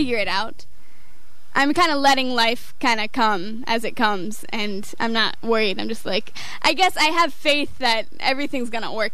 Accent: Northeast, United States; moved away; I come from the Northeast

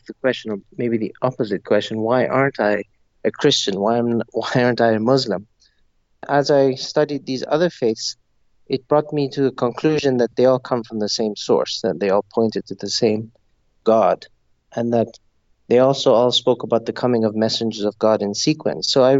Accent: Zambia; also born or lived in Montreal, Canada; I was born and raised in Zambia, which is a country in southern Africa.

